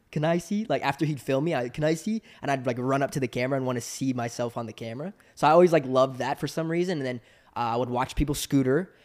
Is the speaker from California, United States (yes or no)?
yes; Southern California, United States; I grew up in Southern California, which is the epicenter of action sports